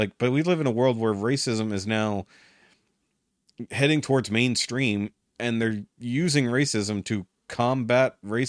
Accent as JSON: {"language": "English", "region": "Texas", "country": "United States", "said": "I'm from Texas. I can say that."}